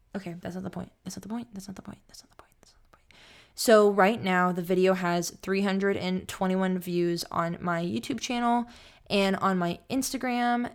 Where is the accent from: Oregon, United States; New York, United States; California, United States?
California, United States; Sacramento; I'm from Sacramento and I'm back home in Sacramento